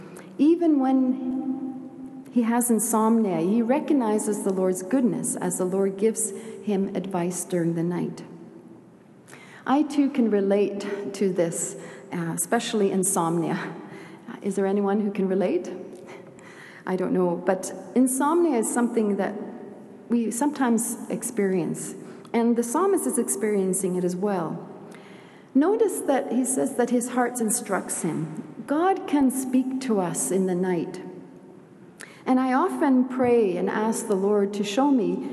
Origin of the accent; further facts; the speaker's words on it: Sweden; moved away; also born or lived in Canada; I'm a proud Swede. I have dual citizenship, Swedish and Canadian. Anyway, I was born in Sweden